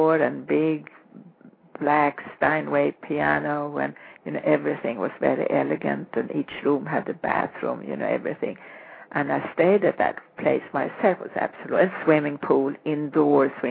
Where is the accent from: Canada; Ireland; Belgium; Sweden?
Sweden; I grew up in Sweden